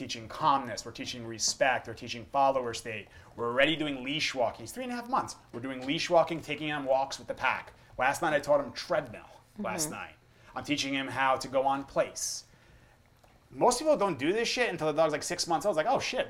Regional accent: United States; I grew up in America

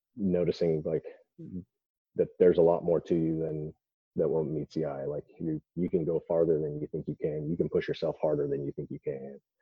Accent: Idaho, United States; I grew up in Idaho where bodybuilding.com was founded

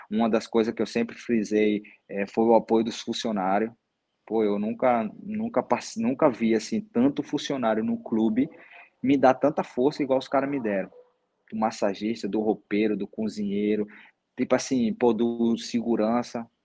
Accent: Northeast Region, Brazil; O outro clube era do Nordeste também, eu sou nordestino, eu conheço o futebol do Nordeste

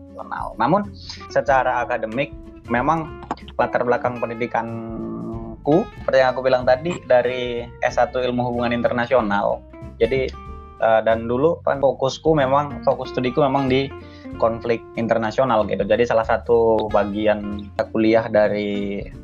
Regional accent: Tanah Karo, North Sumatra, Indonesia; asal dari Tanah Karo, Sumatera Utara

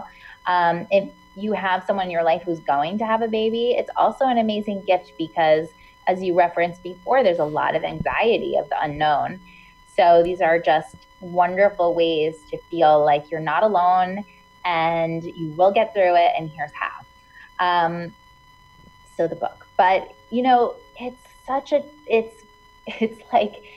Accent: Hudson Valley, New York, United States; now in New York City, United States; I grew up in the Hudson Valley, which is about an hour and a half north of New York City

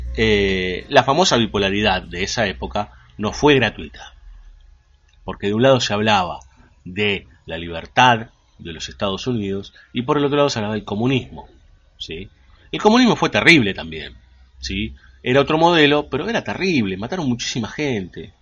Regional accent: Argentina; como argentinos

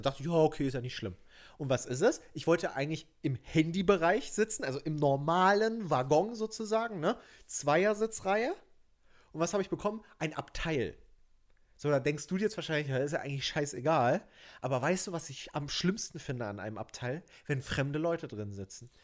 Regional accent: Germany; bin ich ein richtiger Deutscher

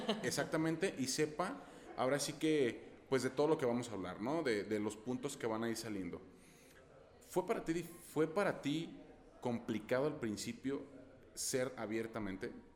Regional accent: Guadalajara, Jalisco, Mexico; pronuncian una palabra muy similar a la que decimos aquí en Guadalajara

